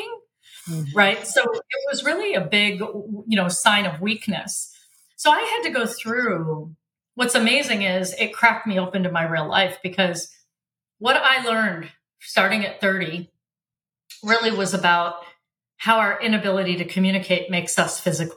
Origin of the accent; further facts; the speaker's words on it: Michigan, United States; also born or lived in Africa; We were raised in Michigan.